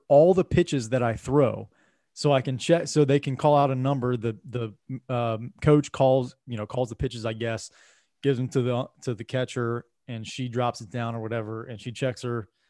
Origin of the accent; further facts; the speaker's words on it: Cincinnati, Ohio, United States; we're from Cincinnati